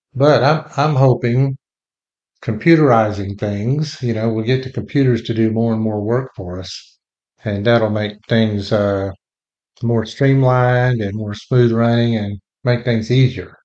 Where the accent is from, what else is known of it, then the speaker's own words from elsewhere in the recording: Texas, United States; also born or lived in Lubbock, Texas / Fort Worth, Texas; we both grew up in Texas